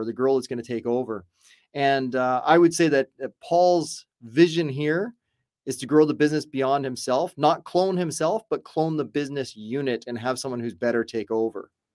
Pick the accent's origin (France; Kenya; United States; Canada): Canada; I'm Canadian, but I've been doing business in the States for well over 20 some odd years